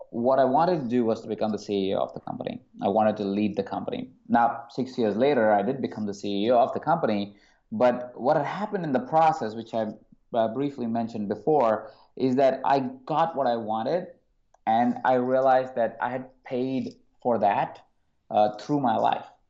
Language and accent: English; Jaipur, Rajasthan, India; I was born in a small city called Jaipur in India. And as I grew up in that small town